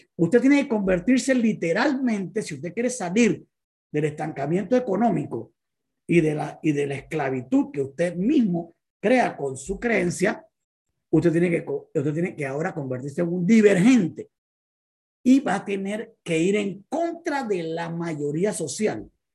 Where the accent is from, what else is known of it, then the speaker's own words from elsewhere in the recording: Panama City, Panama; soy de Panamá, soy médico de profesión, vengo de una familia muy pobre, somos 16 hermanos que veníamos de un barrio popular aquí en Panamá llamado Parque Febre